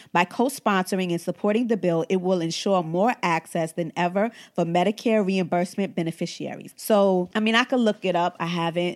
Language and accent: English; United States; we are entitled to as American